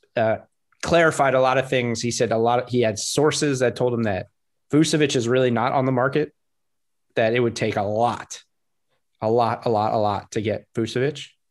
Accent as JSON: {"language": "English", "region": "South Florida", "country": "United States", "tie": "born or raised there", "said": "growing up in South Florida"}